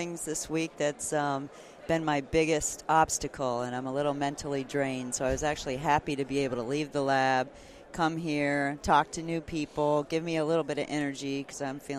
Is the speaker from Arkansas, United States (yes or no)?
no; Florida, United States; I'm from Florida